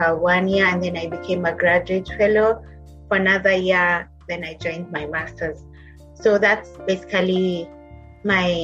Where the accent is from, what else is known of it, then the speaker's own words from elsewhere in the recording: Kenya; moved away as an adult; also born or lived in Kitui County, Kenya; now in Liverpool, United Kingdom; I'm a Kenyan by origin, Kenyan. So I was born in Kitui County